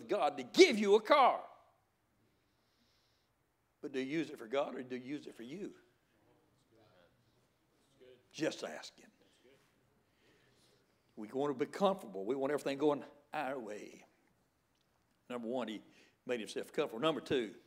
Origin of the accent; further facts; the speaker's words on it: the Bible Belt of the South, United States; I was raised right here in the Bible Belt of the South